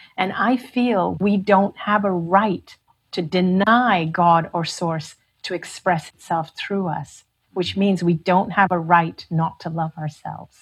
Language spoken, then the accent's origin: English; Hong Kong; also born or lived in India; I was from Hong Kong